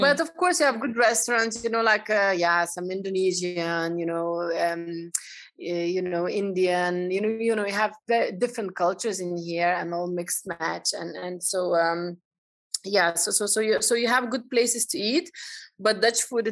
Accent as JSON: {"language": "English", "country": "Lithuania", "moved": "as an adult", "lives_now": "Amsterdam, Netherlands", "said": "I'm coming originally from Lithuania"}